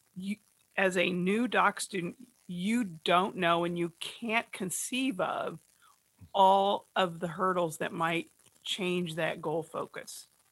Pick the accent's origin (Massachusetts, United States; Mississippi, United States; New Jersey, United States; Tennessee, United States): New Jersey, United States; I'm a Jersey girl